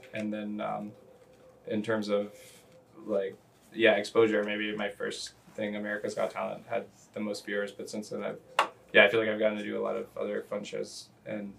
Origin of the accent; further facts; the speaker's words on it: Louisville, Kentucky, United States; moved away as an adult; also born or lived in Pittsburgh, Pennsylvania / Beloit, Wisconsin; I am from Louisville, Kentucky originally. Born in Ooh. Pittsburgh, but grew up Louisville, Kentucky